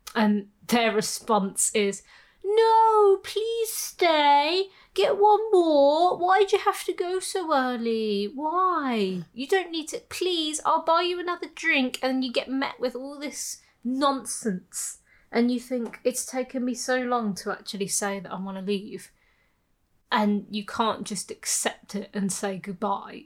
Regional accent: Birmingham, West Midlands, United Kingdom; moved away as an adult; I grew up in Birmingham

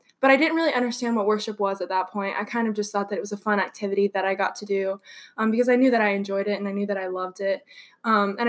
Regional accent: Cincinnati, Ohio, United States; moved away as an adult; I'm originally from Cincinnati

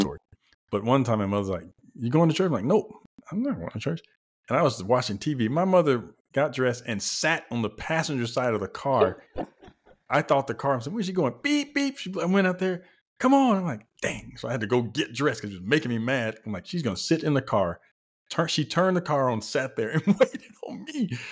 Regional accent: the South, United States; we're both from the South, so, you know, we're from the buckle of the Bible Belt

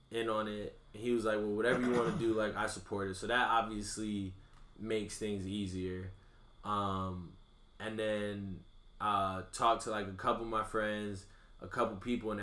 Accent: Bloomfield, Connecticut, United States; I'm a kid from Bloomfield

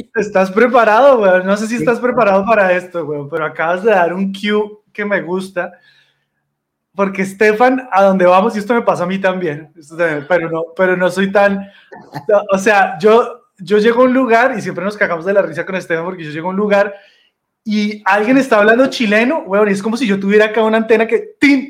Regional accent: Colombia; usted es colombiano. Y yo sí

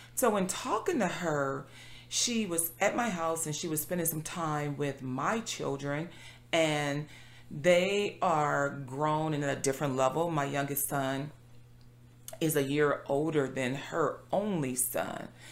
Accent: Compton, California, United States; I being born and raised in Compton

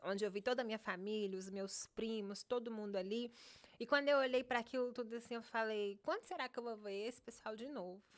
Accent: Contagem, Minas Gerais, Brazil; moved away as an adult; also born or lived in Paracatu, Brazil; now in Miami, United States; aos dois, três anos, a gente se mudou para Contagem, que é um, uma cidade de 30 minutos de Belo Horizonte

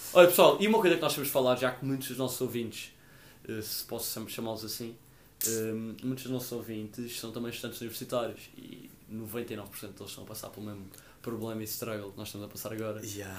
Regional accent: Madeira, Portugal; accent: Madeiran; moved away; eu também sou de fora, sou da Madeira, não sou português

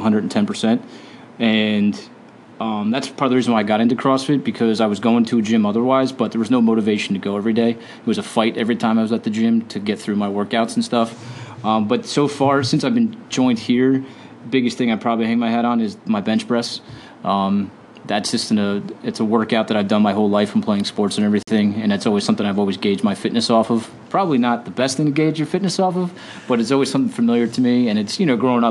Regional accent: Wall Township, New Jersey, United States; moved away as an adult; also born or lived in Pennsylvania; I grew up in Wall Township, New Jersey, about 3 hours north of here

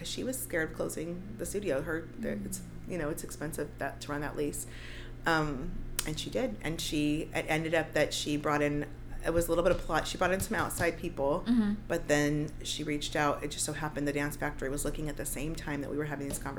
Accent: South Bay, Los Angeles, California, United States; also born or lived in San Francisco / San Pedro; I grew up in the South Bay. I went to Bishop Montgomery High School.

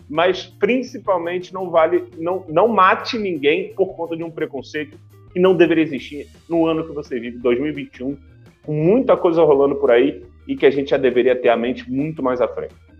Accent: Rio de Janeiro, Brazil; a gente é do Rio

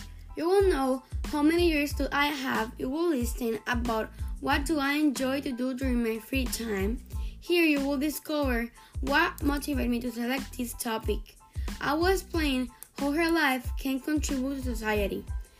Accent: Puerto Rico; English is a second language; I have 12 years old and I am from Puerto Rico.

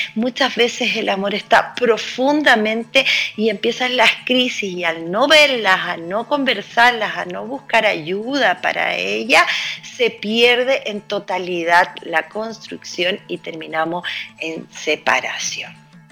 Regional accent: Santiago, Santiago Metropolitan Region, Chile; como santiaguino

